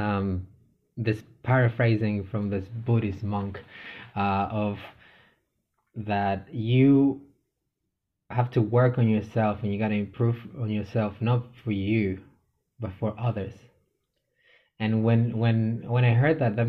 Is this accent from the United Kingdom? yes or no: no; Chile; moved away; my home country of Chile